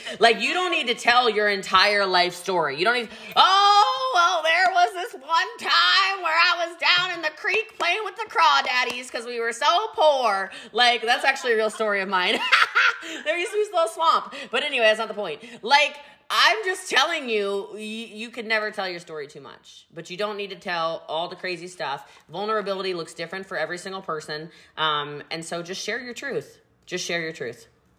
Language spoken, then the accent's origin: English; Maryland, United States; I'm from Maryland, right?